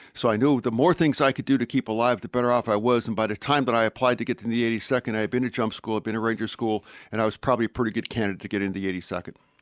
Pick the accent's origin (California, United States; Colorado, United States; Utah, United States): Colorado, United States; Pueblo; moved away; I was born in Colorado, and I was born in a relatively small town, the town of Pueblo